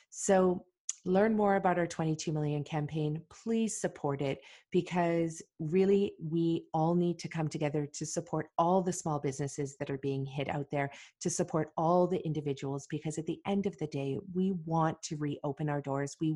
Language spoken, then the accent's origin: English; Beijing, China; English is a second language; moved away as an adult; now in Vancouver, Canada; Uh, Beijing. From Beijing.